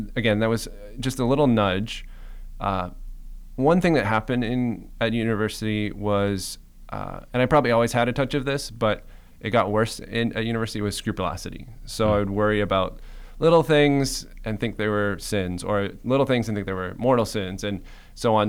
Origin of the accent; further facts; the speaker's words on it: Cayman Islands; moved away; also born or lived in Michigan; I'm originally from the Cayman Islands